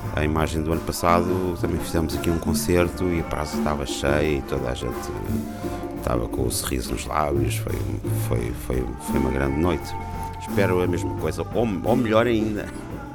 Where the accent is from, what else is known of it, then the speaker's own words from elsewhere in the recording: Cape Verde; also born or lived in Angola; now in Lisbon, Portugal; Nasci em Angola, mas fui para Cabo-Verdianos, cresci em Cabo Verde, também estudei em Lisboa